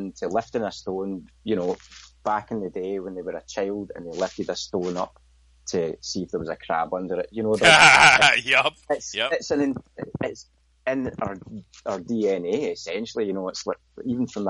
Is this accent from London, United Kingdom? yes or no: no; Scotland, United Kingdom; I'm from Scotland, so Highland Games were a regular thing. In fact, in my hometown, we had the Kill Highland Gathering